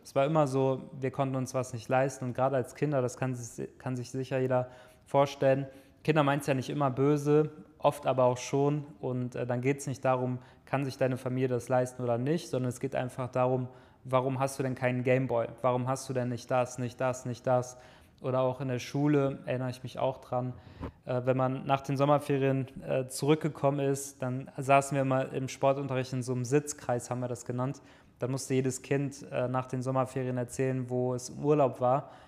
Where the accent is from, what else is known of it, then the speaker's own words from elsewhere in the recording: near Düsseldorf, North Rhine-Westphalia, Germany; ich komme ja aus der Nähe von Düsseldorf, in einem kleinen Dorf bin ich am, an einem Feldweg aufgewachsen